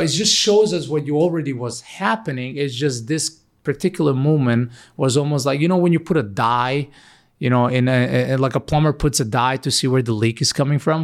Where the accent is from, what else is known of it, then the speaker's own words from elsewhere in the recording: North Macedonia; moved away as an adult; also born or lived in Ohio; now in United States; Originally, I come from Macedonia, which is a really small country, far, far away. Moved in America 11 years ago.